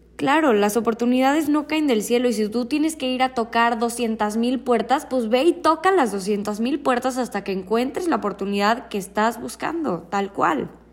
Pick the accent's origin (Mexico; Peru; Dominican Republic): Mexico